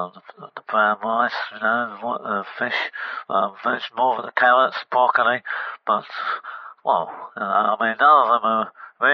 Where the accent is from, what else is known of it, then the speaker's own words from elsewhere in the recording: Harlow, East of England, United Kingdom; I'm actually from Harlow.